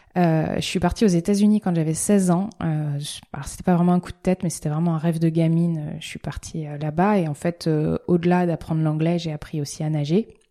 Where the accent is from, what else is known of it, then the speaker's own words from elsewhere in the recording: La Rochelle, Nouvelle-Aquitaine, France; je suis originaire de La Rochelle